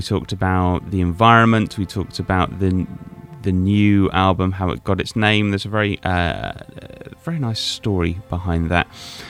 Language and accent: English; Florida, United States; How long we have these abundant natural things growing up in Florida, these oranges were everywhere, and it was easy for us not to care about the ones that were wasted on the ground.